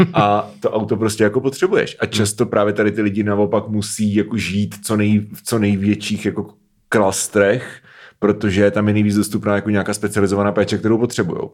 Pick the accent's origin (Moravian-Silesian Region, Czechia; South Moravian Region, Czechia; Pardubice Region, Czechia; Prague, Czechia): Prague, Czechia; jsem prostě z Prahy